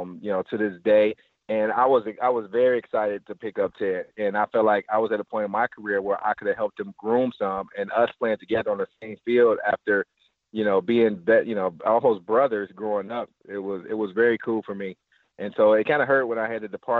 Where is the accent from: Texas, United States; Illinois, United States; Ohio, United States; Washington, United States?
Ohio, United States; Cleveland; growing up in Cleveland, Glenville